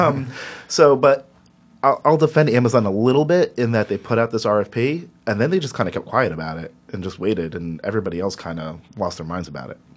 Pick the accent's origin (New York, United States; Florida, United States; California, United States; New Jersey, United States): New Jersey, United States; Elizabeth; I grew up in Elizabeth, right next door to Newark